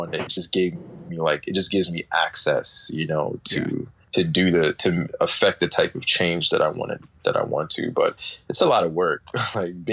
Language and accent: English; New York City, New York, United States; I'm originally from Brooklyn, New York. My family's from Trinidad and Tobago. I'm currently living in New York, in Brooklyn right now